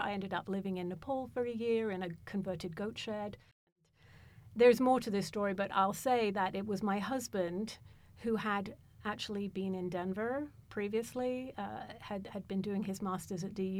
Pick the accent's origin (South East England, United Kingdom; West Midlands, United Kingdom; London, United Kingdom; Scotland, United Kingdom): London, United Kingdom; also born or lived in North America; now in Boulder, United States; we ended up going back to England so my mother could be with her parents. And I grew up in a North London working class area, and then destiny brought me to Boulder.